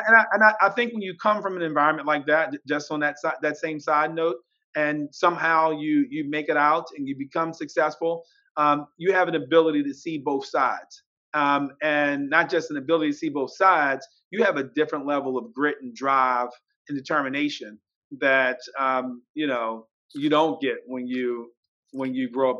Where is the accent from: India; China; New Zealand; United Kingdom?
India; now in United States; I came from India and I grew up in the slums and I was able to make it here.